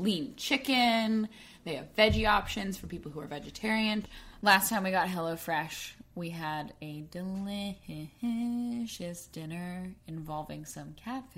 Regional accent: Arkansas, United States; I am from Arkansas

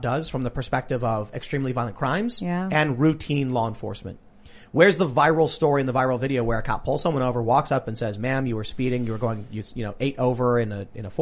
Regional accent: Chicago, Illinois, United States; I'm from Chicago. I know these neighborhoods.

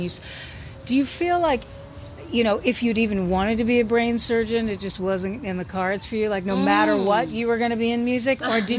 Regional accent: Florida, United States; I'm also from Florida

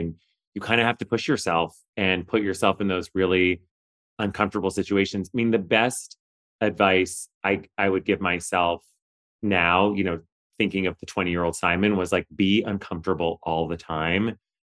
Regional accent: Canada; moved away; also born or lived in Kingston, Ontario; I'm Canadian originally

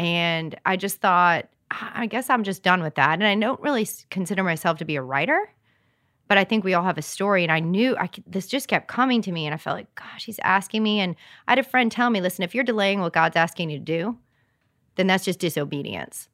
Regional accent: Rhode Island, United States; moved away; also born or lived in Massachusetts; I grew up in Rhode Island, lived in Massachusetts, and moved here

